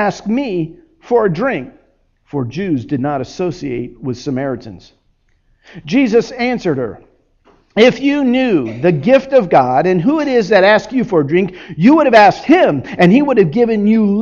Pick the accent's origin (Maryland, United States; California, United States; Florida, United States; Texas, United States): Florida, United States; Miami; I grew up in Miami